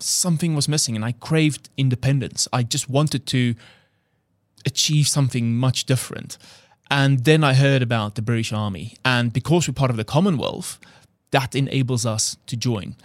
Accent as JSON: {"language": "English", "country": "South Africa", "accent": "South African", "second_language": "English", "moved": "as an adult", "said": "he heard my accent, 'cause literally I flew from South Africa two days ago"}